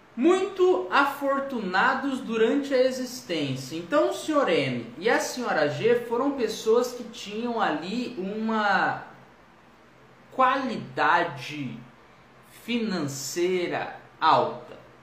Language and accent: Portuguese; Ribeirão Preto, São Paulo, Brazil; Eu também sou de Ribeirão Preto